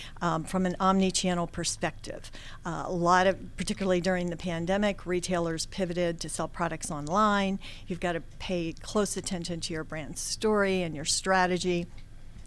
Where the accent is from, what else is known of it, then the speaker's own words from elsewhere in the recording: Washington, District of Columbia, United States; I was born and raised in Washington, D.C.